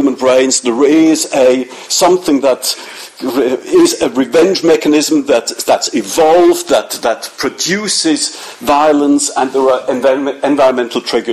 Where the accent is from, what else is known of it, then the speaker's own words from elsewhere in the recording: Zurich, Switzerland; I come from Zurich